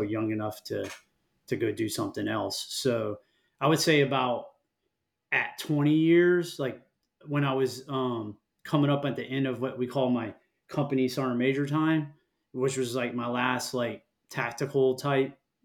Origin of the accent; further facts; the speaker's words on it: Florida Keys, United States; I grew up here in Florida, down in on an island in the Florida Keys, like south of Key Largo.